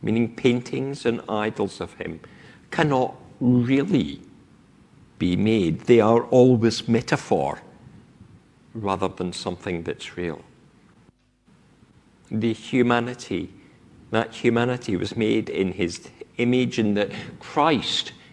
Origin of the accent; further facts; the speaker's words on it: Scotland, United Kingdom; now in England, United Kingdom; I speak with my accent because of where I grew up. That I have lived south of the Scottish border for more than half my life has not completely taken away this voice